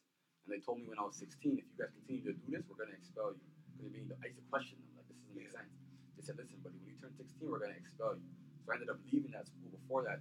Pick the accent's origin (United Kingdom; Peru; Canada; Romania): Canada; London, Ontario; from London, Ontario, originally